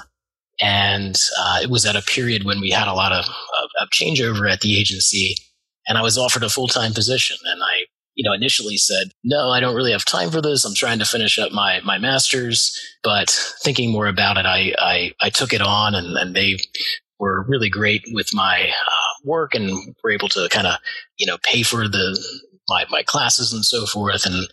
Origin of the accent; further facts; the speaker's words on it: Wilmington, Delaware, United States; I'm a local person. I did grow up in Wilmington